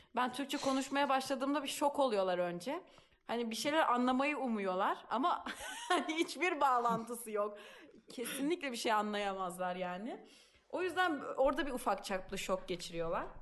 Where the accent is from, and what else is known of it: Turkey; now in Italy